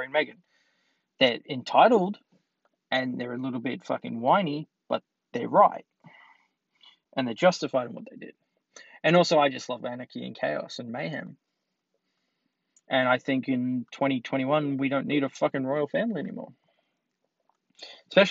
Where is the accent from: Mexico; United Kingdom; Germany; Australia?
Australia; I'm Australian